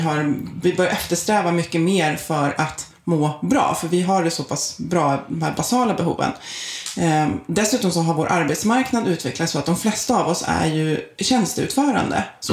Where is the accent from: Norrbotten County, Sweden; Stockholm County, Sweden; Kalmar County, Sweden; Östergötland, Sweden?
Stockholm County, Sweden; outside Stockholm; also born or lived in Isle of Man; född och uppvuxen utanför Stockholm